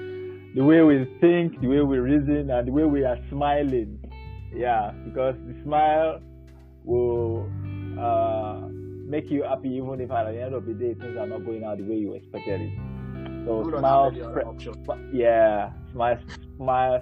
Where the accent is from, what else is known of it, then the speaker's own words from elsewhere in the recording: Nigeria; moved away as an adult; now in Europe; I grew up in Nigeria